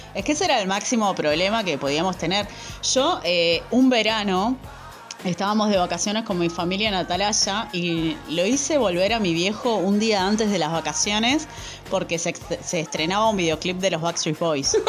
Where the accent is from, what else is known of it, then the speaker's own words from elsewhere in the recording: Zona Sur, Buenos Aires, Argentina; nosotros zona